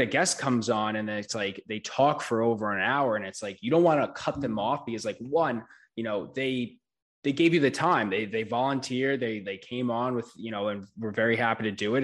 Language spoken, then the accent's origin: English; New York, United States; I'm from New York